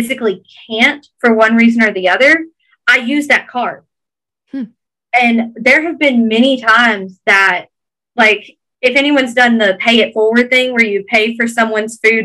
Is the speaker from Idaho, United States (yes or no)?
no; Georgia, United States; accent: Georgia thick Southern; my Georgia thick Southern accent